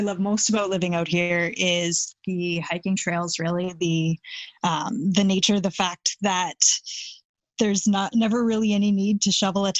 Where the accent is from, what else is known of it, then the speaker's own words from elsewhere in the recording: Vancouver, British Columbia, Canada; when I travel overseas and people are like, oh, you're Canadian, and they're like, where are you from? And I say Vancouver